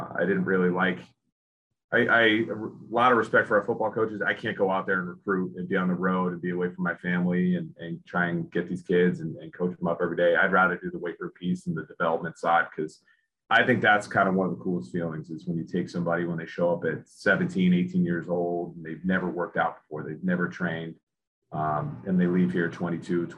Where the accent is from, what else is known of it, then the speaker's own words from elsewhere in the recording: Lincoln, Rhode Island, United States; I grew up in Lincoln, Rhode Island